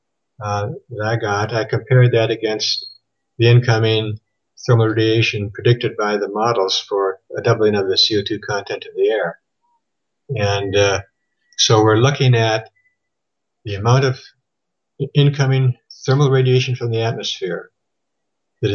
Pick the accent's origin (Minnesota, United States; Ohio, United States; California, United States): Minnesota, United States; Thief River Falls; born or raised there; moved away as an adult; also born or lived in Phoenix, Arizona